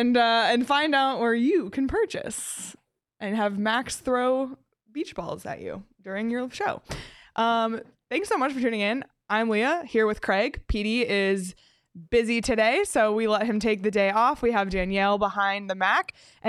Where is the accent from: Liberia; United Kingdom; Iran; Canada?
Canada; I don't know if it's just growing up in Canada.